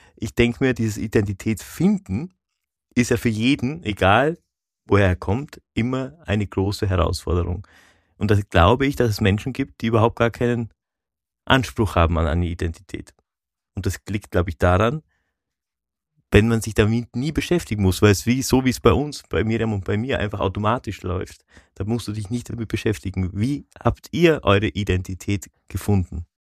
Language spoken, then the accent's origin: German; Kleinwalsertal, Vorarlberg, Austria; ich quasi in einem Tal aufgewachsen bin, das zu Österreich gehört, aber sehr deutsch geprägt war